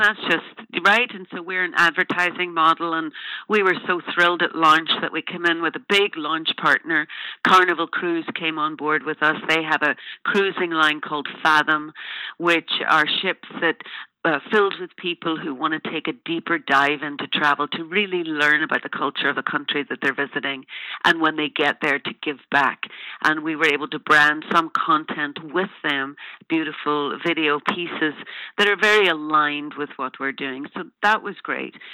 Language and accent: English; Ireland; I'm an Irish woman